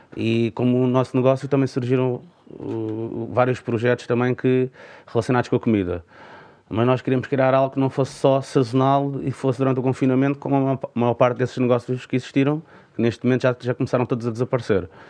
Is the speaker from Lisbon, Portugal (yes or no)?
yes; Parede, Lisbon, Portugal; isto é a minha terra, é a terra que eu mais amo